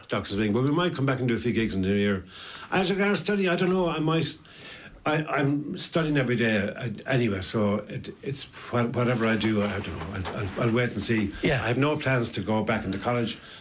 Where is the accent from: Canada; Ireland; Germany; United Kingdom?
Ireland; Ennis, Munster; we're from Ennis, we grew up together